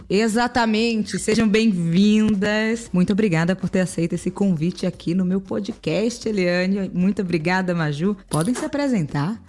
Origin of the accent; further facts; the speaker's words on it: Brazil; para as pessoas que vieram de onde eu vim, ou seja, das periferias do Brasil